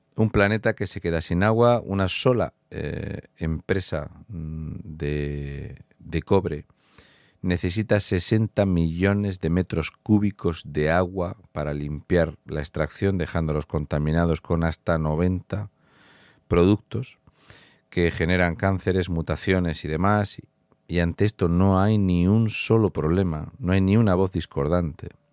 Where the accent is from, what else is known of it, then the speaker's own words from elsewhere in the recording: Fuente Álamo de Murcia, Region of Murcia, Spain; soy de Fuente Álamo de Murcia